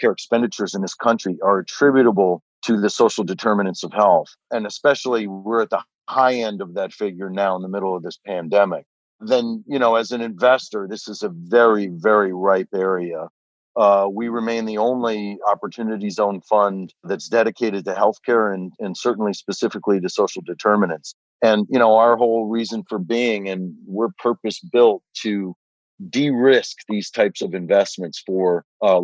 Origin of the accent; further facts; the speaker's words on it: Detroit, Michigan, United States; when I was growing up in Detroit.